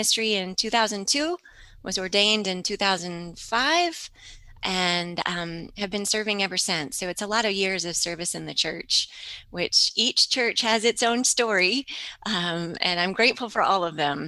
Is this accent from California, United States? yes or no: no; Charlotte, North Carolina, United States; I grew up in Charlotte, North Carolina